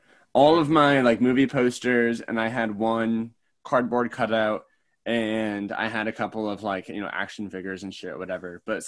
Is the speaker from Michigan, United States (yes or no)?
yes; a small town in Michigan, United States; now in Chicago, United States; I'm from a small town in Michigan, and then Chicago.